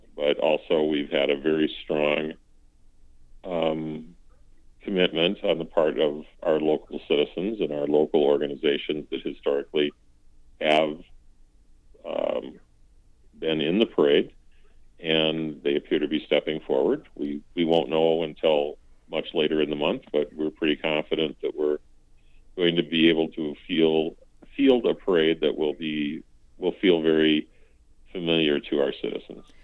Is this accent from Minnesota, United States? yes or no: yes; Fairmont, Minnesota, United States; moved away as an adult; now in North Mankato, United States; my my hometown is is Fairmont